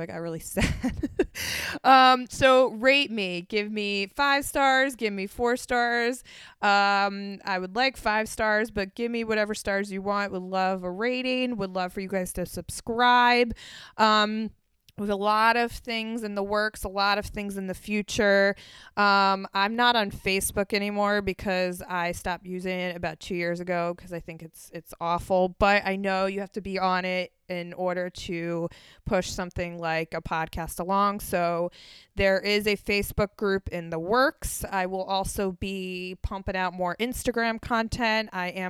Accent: Philadelphia, Pennsylvania, United States; moved away; Philadelphia, my hometown

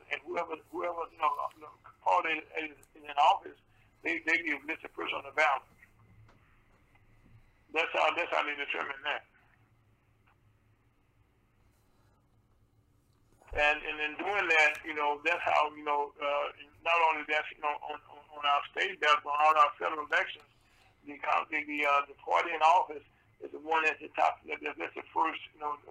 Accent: Mississippi, United States; moved away; my home state

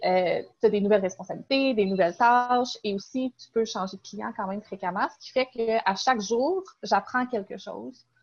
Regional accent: Sherbrooke region, Quebec, Canada; je viens de la région de Sherbrooke

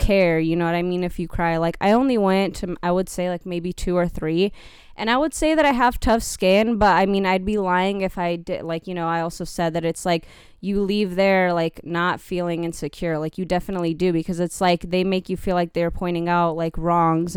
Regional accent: California, United States; moved away; I grew up in California

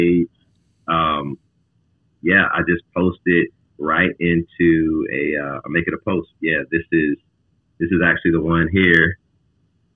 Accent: Virginia Beach, Virginia, United States; now in Pacific Northwest, United States; I was born in North of Virginia, Virginia Beach

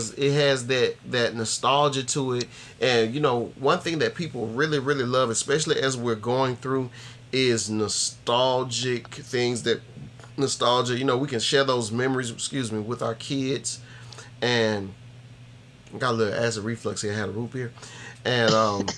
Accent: the South, United States; me being Southern, and that's what I was always taught

